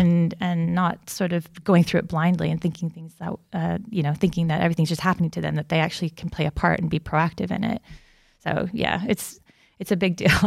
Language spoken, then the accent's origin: English; United States; moved away; I'm originally from America